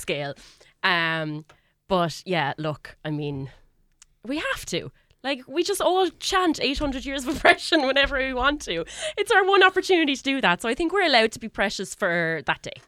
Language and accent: English; Ireland; I'm from Ireland